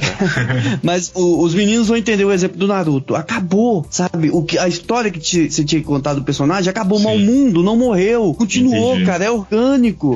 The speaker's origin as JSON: {"language": "Portuguese", "country": "Brazil", "said": "Nós, como brasileiros"}